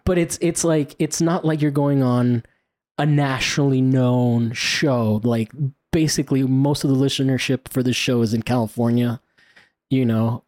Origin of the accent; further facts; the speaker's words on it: Italy; moved away; I grew up in Italy